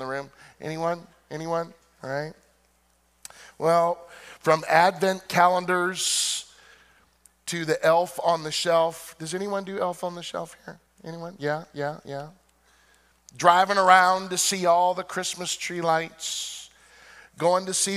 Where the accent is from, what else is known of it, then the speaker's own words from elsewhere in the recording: Illinois, United States; Growing up in Illinois, my family always decorated outside the house with lights